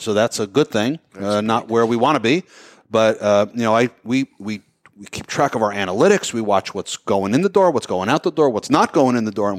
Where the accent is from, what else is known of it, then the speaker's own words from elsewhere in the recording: New Jersey, United States; We are all from New Jersey.